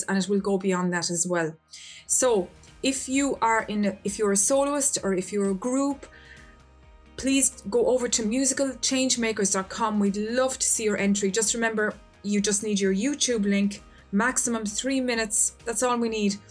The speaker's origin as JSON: {"language": "English", "country": "Ireland", "said": "I'm from Ireland"}